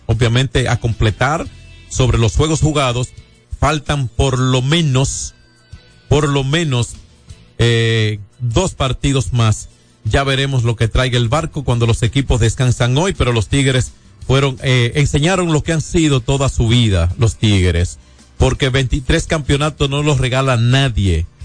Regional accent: Dominican Republic; como dominicanos

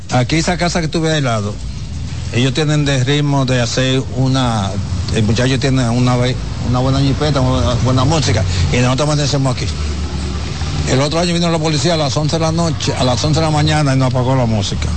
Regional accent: Dominican Republic; nosotros somos dominicanos

